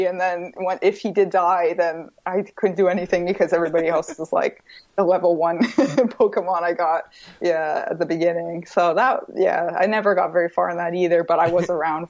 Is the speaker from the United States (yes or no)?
yes; Vermont, United States; I grew up in Vermont